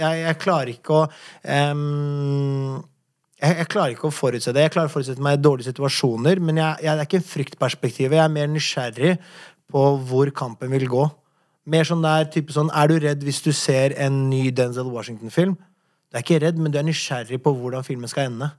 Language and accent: Norwegian; Oslo, Norway; Du må huske at jeg kom hit fra en borgerkrig. Jeg har gjort øh, Jeg har vært i visse situasjoner når jeg har vokst opp her i Oslo